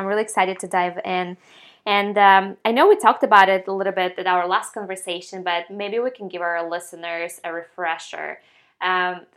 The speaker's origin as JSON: {"language": "English", "country": "Ukraine", "moved": "yes", "lives_now": "Atlanta, United States", "said": "I'm from Ukraine"}